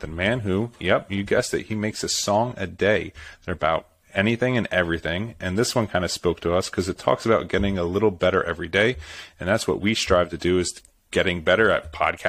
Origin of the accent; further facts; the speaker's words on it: Philadelphia, Pennsylvania, United States; I'm from the Philadelphia area, so I have five Philadelphia area key terms